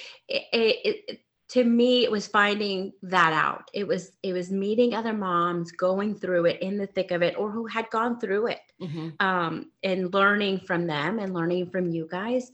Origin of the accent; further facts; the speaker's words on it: Mexico; moved away; I grew up in Mexico